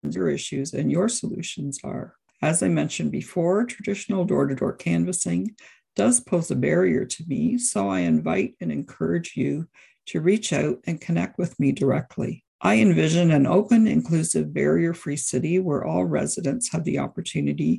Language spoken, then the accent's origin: English; Brantford, Ontario, Canada; my husband, Greg, and I are proud lifelong Brantford residents. I grew up in Ward 4